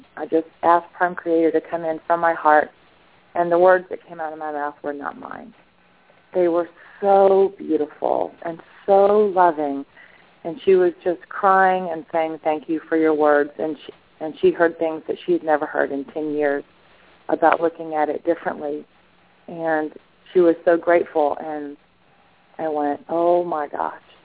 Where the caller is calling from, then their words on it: Madison, Georgia, United States; I'm calling from Madison, Georgia.